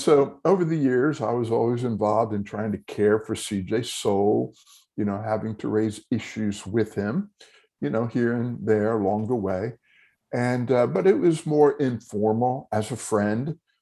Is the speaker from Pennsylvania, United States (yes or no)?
yes; Telford, Pennsylvania, United States; I was born and raised in Telford